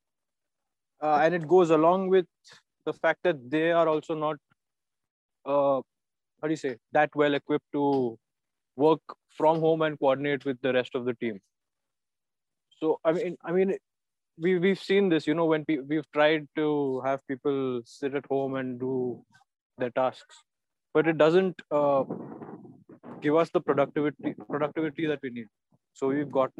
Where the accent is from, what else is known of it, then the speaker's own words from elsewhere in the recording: Pune, Maharashtra, India; I'm from Pune.